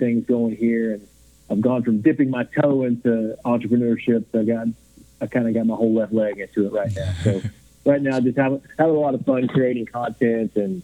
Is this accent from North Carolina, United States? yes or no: no; Grayson, Kentucky, United States; moved away as an adult; also born or lived in Lakeland, Florida; I'm born and raised in Grayson, Kentucky